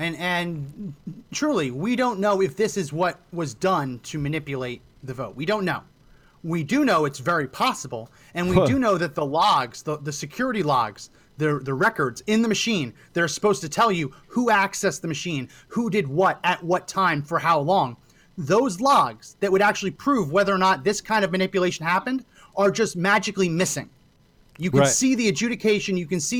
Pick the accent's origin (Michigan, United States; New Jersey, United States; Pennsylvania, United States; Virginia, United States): New Jersey, United States; I grew up in New Jersey.